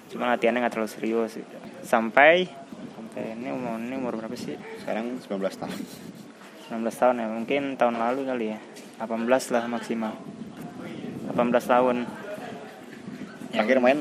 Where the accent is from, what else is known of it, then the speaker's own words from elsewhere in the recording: Tangerang, Banten, Indonesia; dari kecil dari dari lahir sampai SMA Tangerang dan kuliah di Semarang.